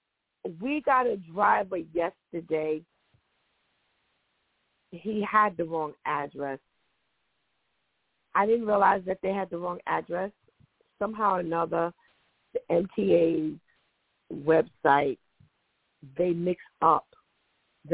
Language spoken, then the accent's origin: English; United States; I am an American-born person